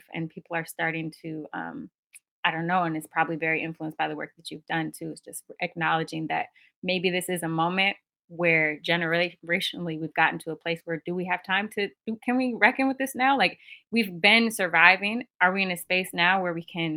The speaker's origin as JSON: {"language": "English", "town": "Minneapolis", "region": "Minnesota", "country": "United States", "tie": "born or raised there", "moved": "yes", "said": "I'm originally from Minneapolis, Minnesota"}